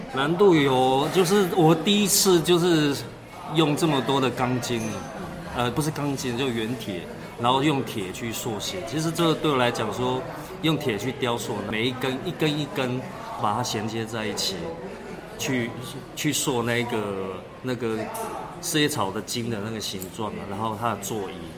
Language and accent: Chinese; Taipei, Taiwan; also born or lived in Pingtung, Taiwan; now in Donghe, Taitung, Taiwan; 我小时候我出生的时候我就是在台北市长大